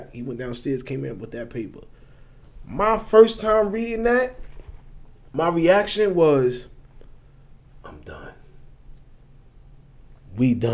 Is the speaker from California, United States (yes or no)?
no; New York City, New York, United States; I grew up in Brooklyn. In East New York, Brooklyn, a section of East New York, Brooklyn, and the projects